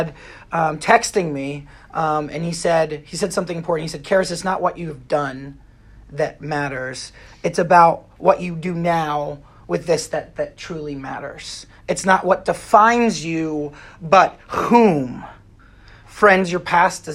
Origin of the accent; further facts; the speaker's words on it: Pennsylvania, United States; I drove from my hometown in Pennsylvania